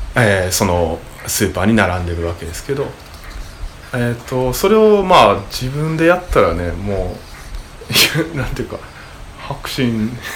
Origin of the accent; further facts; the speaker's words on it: Osaka, Japan; moved away as an adult; now in Uda, Japan; 僕大阪出身